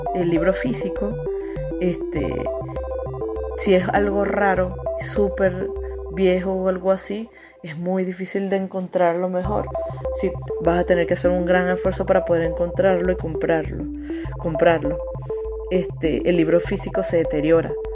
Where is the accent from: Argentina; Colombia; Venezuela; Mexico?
Venezuela; moved away as an adult; now in Chile; yo soy de Venezuela